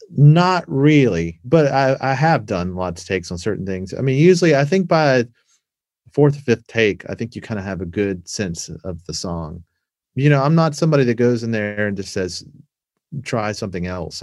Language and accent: English; Savannah, Georgia, United States; moved away as an adult; also born or lived in Atlanta, Georgia / Los Angeles; where I grew up in Savannah